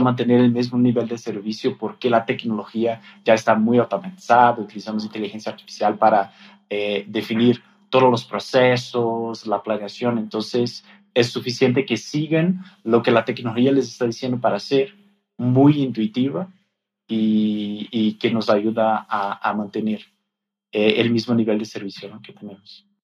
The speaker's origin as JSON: {"language": "Spanish", "country": "Brazil", "second_language": "Spanish", "moved": "as an adult", "lives_now": "Mexico", "said": "Yo soy brasileño"}